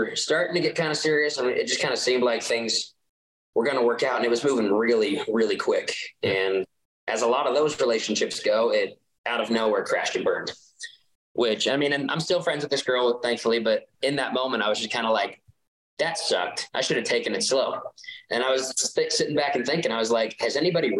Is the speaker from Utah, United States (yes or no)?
yes; Utah, United States; growing up in Utah